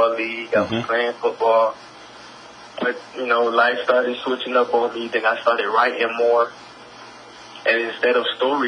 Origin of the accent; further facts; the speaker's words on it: Miami, Florida, United States; now in Atlanta, United States; I'm from Miami, but I'm calling out of Atlanta now